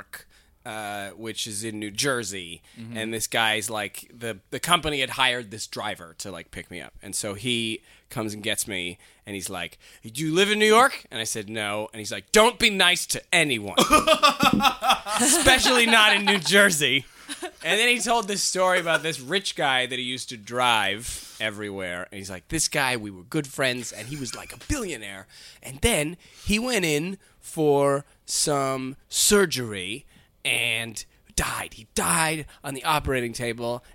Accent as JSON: {"language": "English", "country": "Canada", "said": "as a Canadian"}